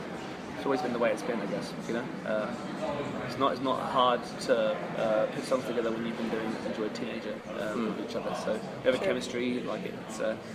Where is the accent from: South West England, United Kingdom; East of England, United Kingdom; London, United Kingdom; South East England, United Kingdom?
South East England, United Kingdom; Southampton